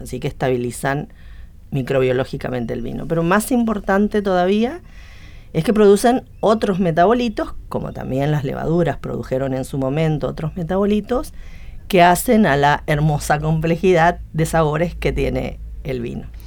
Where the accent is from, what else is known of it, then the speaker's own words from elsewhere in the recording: Misiones, Argentina; moved away as an adult; now in Buenos Aires, Argentina; Nací en Misiones y vine acá a Buenos Aires buscando posgrado y me quedé